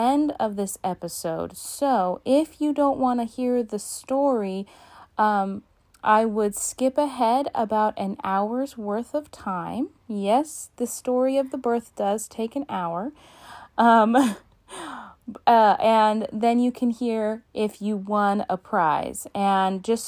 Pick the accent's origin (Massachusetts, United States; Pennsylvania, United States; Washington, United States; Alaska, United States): Alaska, United States; my home state of Alaska